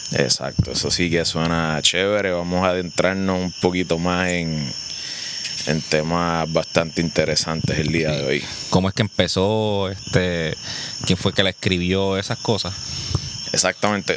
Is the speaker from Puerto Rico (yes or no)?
yes; Puerto Rico; hablamos español, somos de Puerto Rico